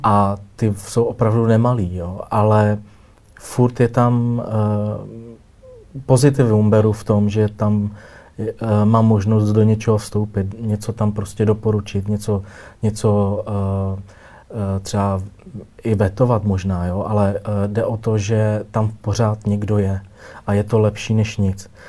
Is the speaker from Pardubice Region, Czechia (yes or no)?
no; Rokycany, Plzeň Region, Czechia; now in Prague, Czechia; Já jsem z Rokycan, no, z západních Čech